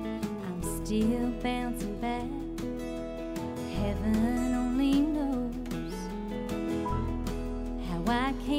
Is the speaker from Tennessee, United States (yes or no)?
yes; Knoxville, Tennessee, United States; also born or lived in Nashville, Tennessee; I grew up in Knoxville, Tennessee. My dad passed when I was 13. My mom left for a little while. She came back. We moved to Nashville.